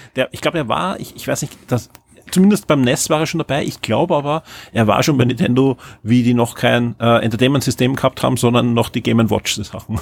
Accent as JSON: {"language": "German", "country": "Austria", "said": "als Österreicher"}